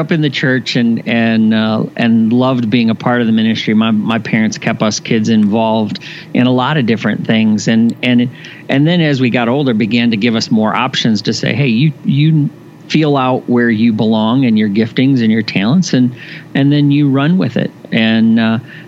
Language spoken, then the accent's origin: English; Indiana, United States; I was born in Indiana, and my father was a pastor just retired after 50 plus years of ministry. So I grew up in the church.